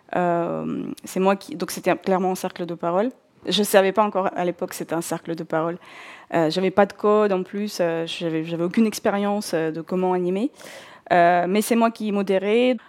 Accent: North Caucasus, Russia; first language Russian; French is a second language; moved away as an adult; Je suis née en Russie euh, et j'ai grandi en Russie jusqu'à mes 21 ans. Euh, je viens du sud de la Russie, euh, de, la région du Caucase du Nord.

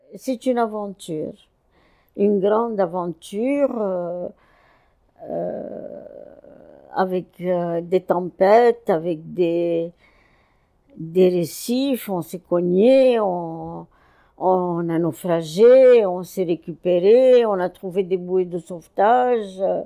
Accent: Cairo, Cairo Governorate, Egypt; moved away as an adult; also born or lived in France / Brazil; Je suis née au Caire en 1937.

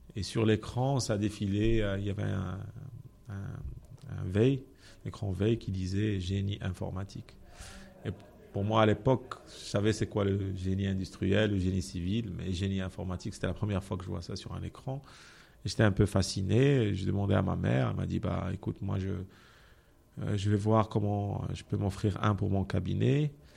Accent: Benslimane, Casablanca-Settat, Morocco; also born or lived in Rabat; j'ai grandi à Ben Slimane

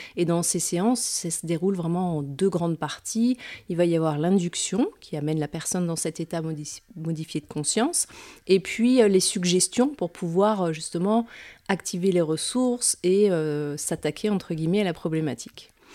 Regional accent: Metz, Grand Est, France; also born or lived in Nancy; je suis originaire de Metz et j'y habite et j'y travaille actuellement

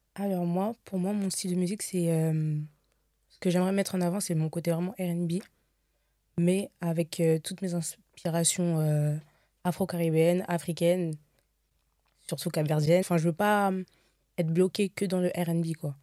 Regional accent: Seine-et-Marne, Île-de-France, France; je viens de Montreux, du coup, ouais. dans le 77

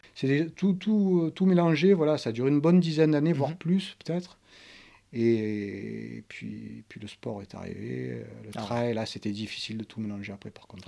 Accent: Marseille, Provence-Alpes-Côte d'Azur, France; mon enfance, l'endroit où j'ai grandi, donc c'est le 4e arrondissement à Marseille

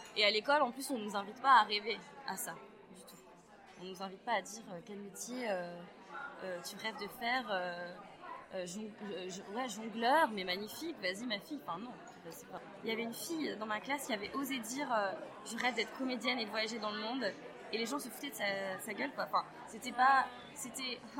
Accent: northern France, France; je viens du nord de la France

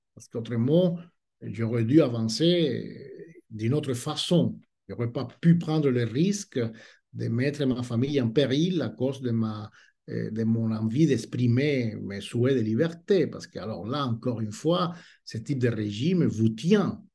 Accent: Cuba; French is a second language; moved away as an adult; now in France; je suis né à Cuba

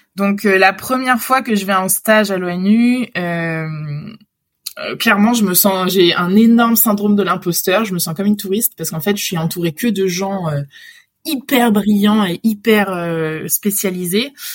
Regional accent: Réunion; moved away as an adult; also born or lived in Lyon; j'ai grandi à La Réunion.

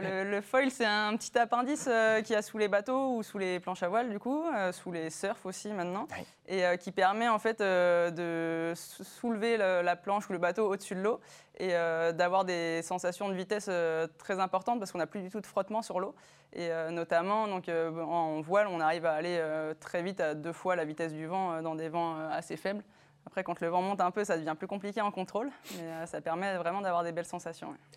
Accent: Les Sables-d'Olonne, Pays de la Loire, France; moi je viens des Sables d'Olonne

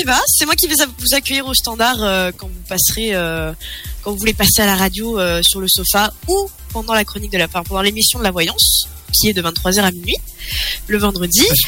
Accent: near Brittany, western France, France; je suis de la région du côté ouest de la France, pas très loin de la Bretagne.

